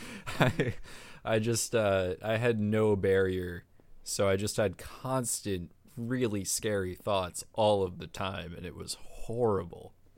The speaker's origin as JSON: {"language": "English", "town": "Chappaqua", "region": "New York", "country": "United States", "tie": "born or raised there"}